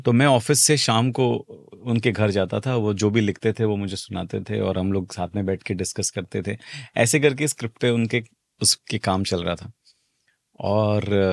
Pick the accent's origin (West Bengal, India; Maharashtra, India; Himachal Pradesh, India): Maharashtra, India; Mumbai; मैं मुंबई बेस्ड बंदा हूँ मतलब महाराष्ट्र में पैदा पला बड़ा हूँ मालवनी का हूँ